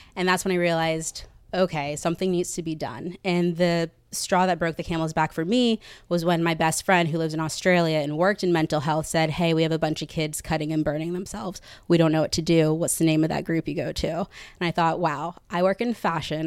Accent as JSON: {"language": "English", "town": "Katy", "region": "Texas", "country": "United States", "tie": "born or raised there", "moved": "as an adult", "lives_now": "New York, United States", "said": "I'm from Katy, Texas, and I lived a typical Texas life. I was a cheerleader"}